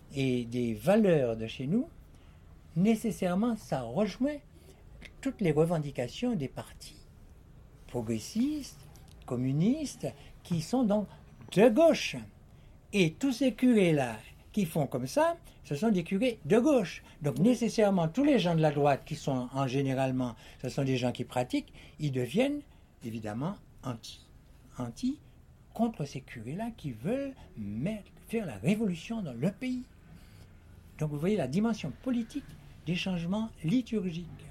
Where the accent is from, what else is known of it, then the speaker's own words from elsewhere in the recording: Martinique; j'étais enfant de Martinique, martiniquais